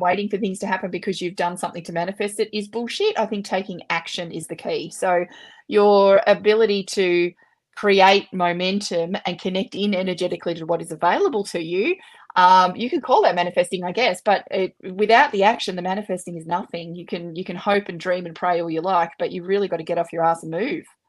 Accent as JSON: {"language": "English", "country": "Australia", "said": "I'm an Aussie and we swear a bit"}